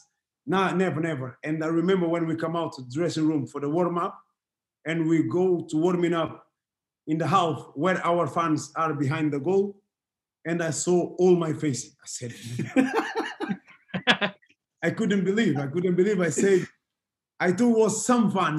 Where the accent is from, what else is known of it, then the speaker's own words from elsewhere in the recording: Portugal; English is a second language; moved away as an adult; I grew up in Portugal